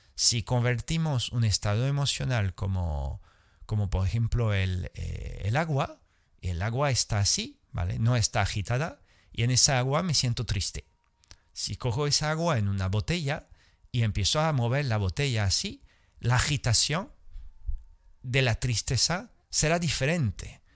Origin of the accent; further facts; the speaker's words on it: France; Spanish is a second language; now in Andalusia, Spain; nací en Francia, poca sangre latina tenía